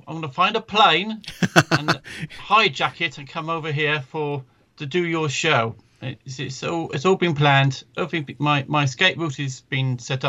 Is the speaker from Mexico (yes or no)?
no; United Kingdom; It's appropriate as it's a British composer, as I'm British.